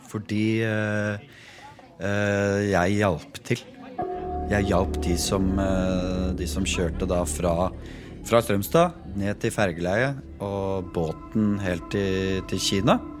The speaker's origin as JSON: {"language": "Norwegian", "town": "Eidsvoll", "region": "Akershus", "country": "Norway", "tie": "born or raised there", "said": "Jeg vokste jo opp uh, i Rådal. i Eidsvoll og, og, og, sånn. Bodde der med familien."}